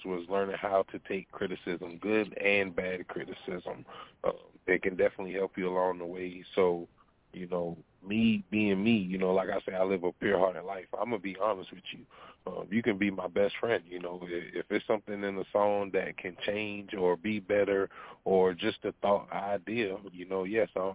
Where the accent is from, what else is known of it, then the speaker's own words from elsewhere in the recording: Walterboro, South Carolina, United States; also born or lived in Bremerton, Washington; I'm from Walterboro, South Carolina